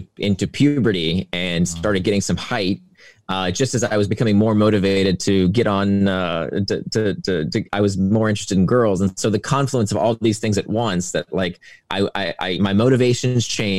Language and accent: English; Central Florida, United States; I grew up in Central Florida